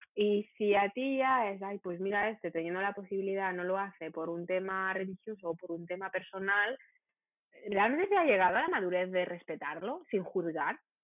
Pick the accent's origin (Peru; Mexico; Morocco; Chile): Morocco; Rabat, Rabat-Salé-Kénitra; Yo de Rabat.